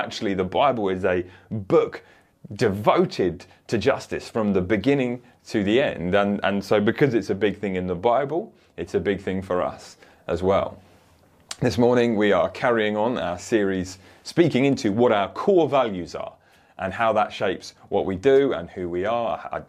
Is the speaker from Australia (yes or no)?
no; Woking, South East England, United Kingdom; this 10-year-old bodies found just round the corner from where I grew up in Woking